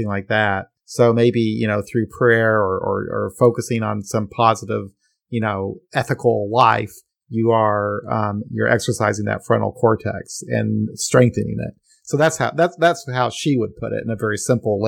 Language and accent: English; Midwest, United States; I'm from the Midwest, you know, and it's like, yeah, you know, we're not all crazy, you know. We have some intelligent, caring, kind people here too